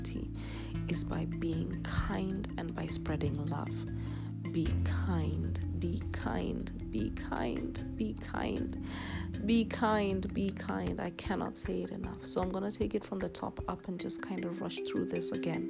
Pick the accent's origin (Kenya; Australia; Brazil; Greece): Kenya; I am a Kenyan girl, an African queen